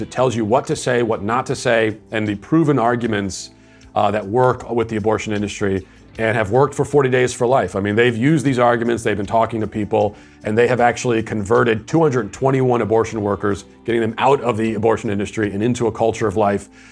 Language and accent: English; Virginia, United States; also born or lived in Tennessee; my home state of Virginia